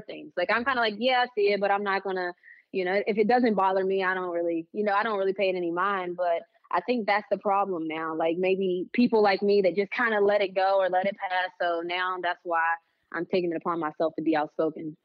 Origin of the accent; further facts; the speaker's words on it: West Virginia, United States; now in Atlanta, United States; I'm homegrown. Like, I tell people all the time, like, "Yeah, I'm from West Virginia."